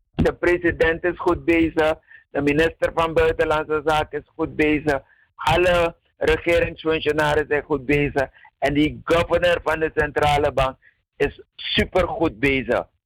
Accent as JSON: {"language": "Dutch", "town": "Paranam", "region": "Para", "country": "Suriname", "tie": "born or raised there", "said": "Want ik ben van Paranam. Ik ben daar geboren. En wij woonden naast het ziekenhuis"}